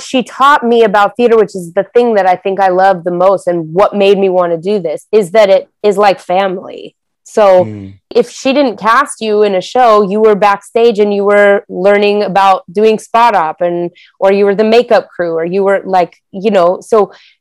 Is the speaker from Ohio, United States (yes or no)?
no; Denver, Colorado, United States; I grew up in Denver, Colorado